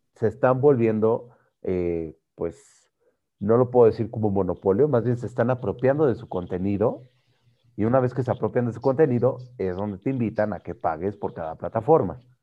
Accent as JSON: {"language": "Spanish", "country": "Mexico", "said": "los mexicanos que somos"}